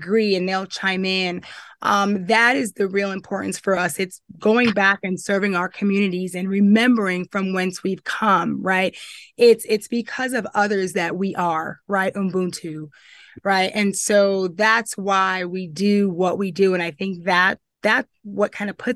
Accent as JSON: {"language": "English", "town": "Yonkers", "region": "New York", "country": "United States", "moved": "as an adult", "lives_now": "Utah, United States", "said": "I'm originally from New York. I have been out here for 18 years. I hail from Westchester County, New York, Yonkers, New York"}